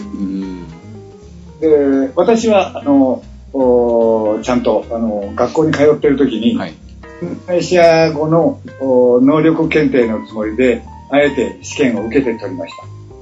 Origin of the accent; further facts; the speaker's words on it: Japan; moved away as an adult; now in Bali, Indonesia; 私の子供時代の私の田舎